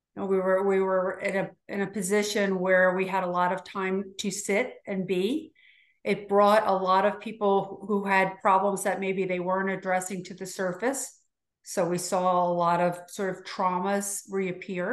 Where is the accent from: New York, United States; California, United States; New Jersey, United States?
New Jersey, United States; Hackensack; moved away as an adult; also born or lived in Baltimore, Maryland / Florida; now in Sarasota, United States; I was born in northern New Jersey in Hackensack